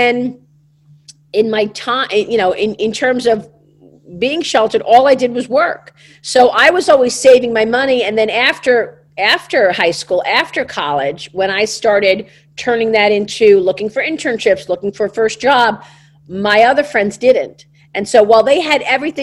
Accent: New York City, New York, United States; accent: Brooklyn; I wanted to leave my Brooklyn accent behind

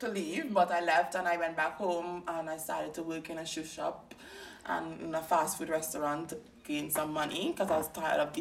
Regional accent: Trinidad & Tobago; first language English; moved away as an adult; now in Sydney, Australia; growing up in Trinidad

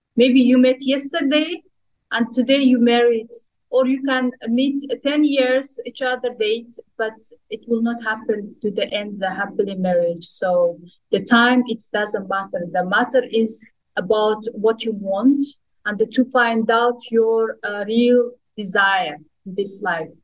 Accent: Kazakhstan; moved away as an adult; now in Dubai, United Arab Emirates; my hometown, my home country

